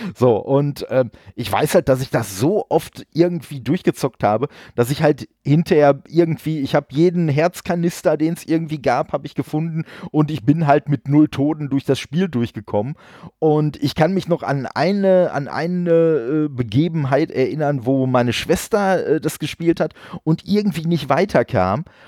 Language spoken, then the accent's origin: German; Dortmund, North Rhine-Westphalia, Germany; bin ja gebürtig aus Dortmund und wir haben da so einen so äh, Laden gehabt